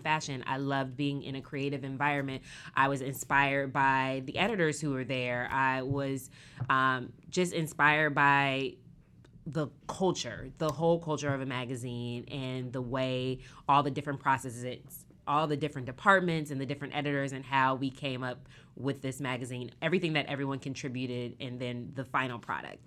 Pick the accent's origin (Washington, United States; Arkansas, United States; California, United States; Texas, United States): Washington, United States; Seattle; moved away as an adult; now in New York, United States; I'm from Seattle